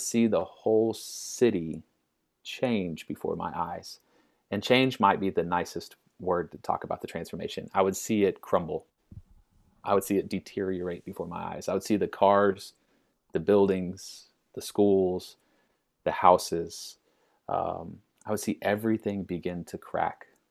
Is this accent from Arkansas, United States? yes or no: yes; Little Rock, Arkansas, United States; I grew up in Little Rock